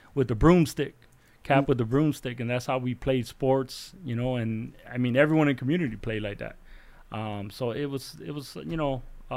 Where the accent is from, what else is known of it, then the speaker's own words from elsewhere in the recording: Chicago, Illinois, United States; born and raised here in Chicago, but in Humboldt Park community, Puerto Rican community.